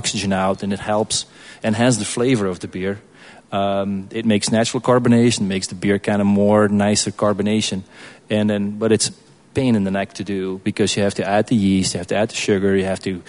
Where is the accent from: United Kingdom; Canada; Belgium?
Belgium; moved away as an adult; now in Kansas City, United States; I grew up in Belgium, and they're probably going to sue me if I say that, but I drank beer growing up